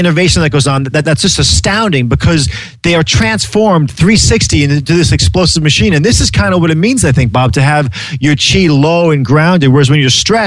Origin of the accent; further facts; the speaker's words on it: Ireland; as being an Irish man, you know, coming from a land of mystics and madness